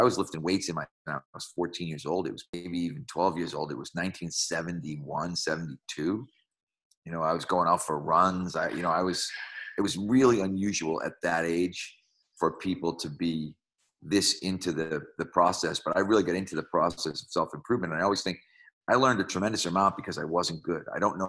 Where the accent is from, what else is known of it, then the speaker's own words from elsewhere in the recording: Malden, Massachusetts, United States; Well, so in Malden, Massachusetts, my father was my high school principal